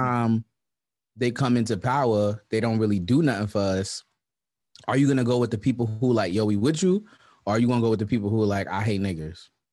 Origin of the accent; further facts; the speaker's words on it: New York City, New York, United States; I'm from Brownsville